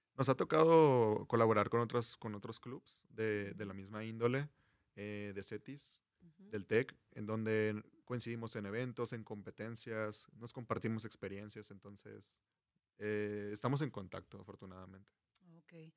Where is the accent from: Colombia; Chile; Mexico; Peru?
Mexico; Culiacán, Sinaloa; moved away as an adult; now in Mexicali, Mexico; yo soy foráneo, soy de Culiacán, Sinaloa. Vengo a Mexicali persiguiendo este sueño